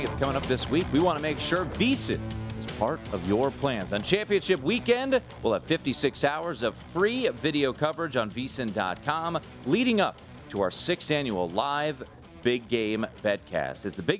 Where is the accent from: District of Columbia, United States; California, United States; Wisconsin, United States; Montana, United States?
District of Columbia, United States; Washington; I'm from Southeast or Northwest. I'm from Capitol Hill.